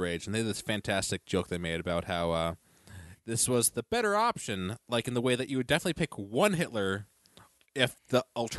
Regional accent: the South, United States; accent: southern; I try, but I'm just working my southern accent.

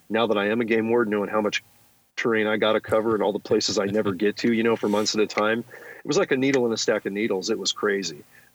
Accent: California, United States; Yeah, I grew up in the Silicon Valley, Gordon.

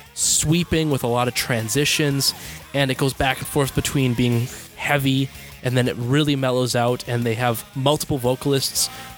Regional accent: United States; I'm American

